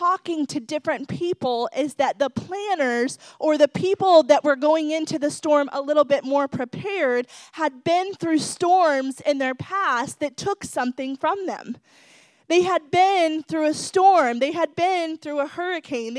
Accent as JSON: {"language": "English", "region": "Ohio", "country": "United States", "also_born_or_lived": "Dallas, Texas", "moved": "as an adult", "lives_now": "Florida, United States"}